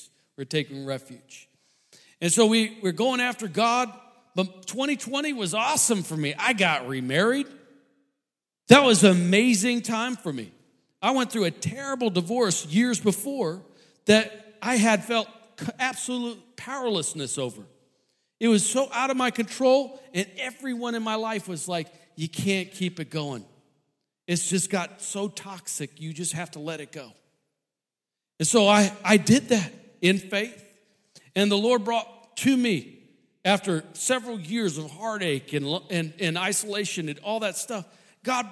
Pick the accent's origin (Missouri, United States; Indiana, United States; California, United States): Missouri, United States; St. Louis; moved away; I grew up in St. Louis